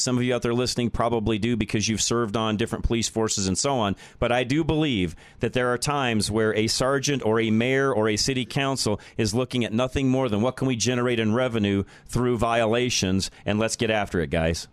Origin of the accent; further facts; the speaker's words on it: Boulder, Colorado, United States; from Boulder, my hometown. I'm a native there. That's where I was born